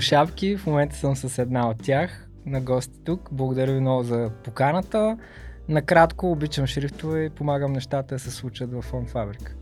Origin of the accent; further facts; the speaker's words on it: Burgas, Burgas Province, Bulgaria; От пети клас математическа гимназия. Аз съм от Бургас